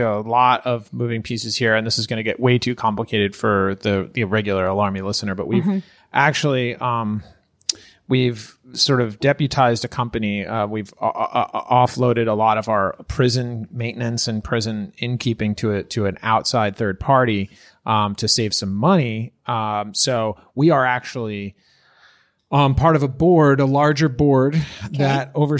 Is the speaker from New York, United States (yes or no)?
yes; Long Island, New York, United States; accent: Long Island; my Long Island accent came out.